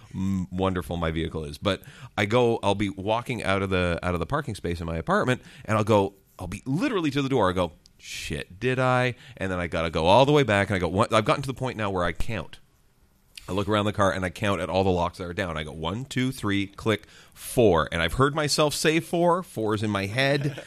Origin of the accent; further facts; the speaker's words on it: Ontario, Canada; my hometown again in Aqua, Ontario?